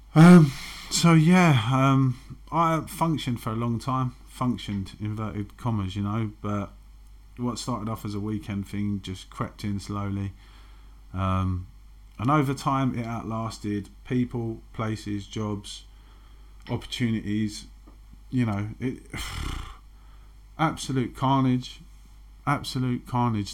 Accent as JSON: {"language": "English", "region": "London", "country": "United Kingdom", "tie": "born or raised there", "said": "I grew up in Canning Town, which is a very masculine environment"}